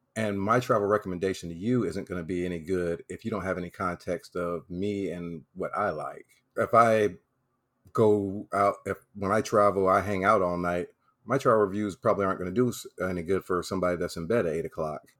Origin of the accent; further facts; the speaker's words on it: South Carolina, United States; moved away as an adult; also born or lived in Okinawa, Japan; now in Florida, United States; I was born and raised in South Carolina